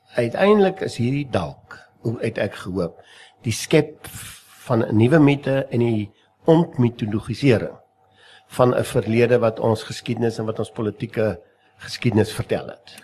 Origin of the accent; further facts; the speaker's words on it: South Africa; ons as Afrikaner, ons as Suid-Afrikaners